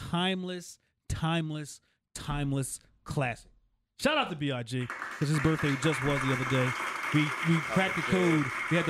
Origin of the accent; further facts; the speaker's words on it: Whitesboro, New Jersey, United States; I'm representing Whitesboro, New Jersey, Tennessee, off of Wildwood Ave